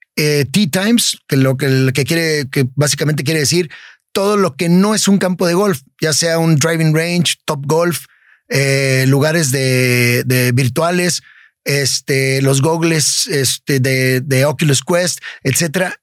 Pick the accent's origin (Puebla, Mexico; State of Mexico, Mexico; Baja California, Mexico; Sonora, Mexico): Baja California, Mexico; Tijuana; Yo nací, crecí en Tijuana